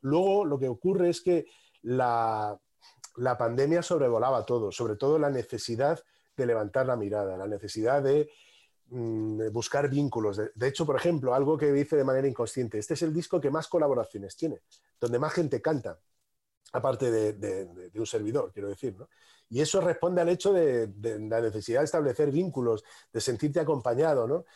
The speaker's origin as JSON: {"language": "Spanish", "town": "Madrid", "region": "Community of Madrid", "country": "Spain", "tie": "born or raised there", "said": "me he criado en un barrio al sur de Madrid"}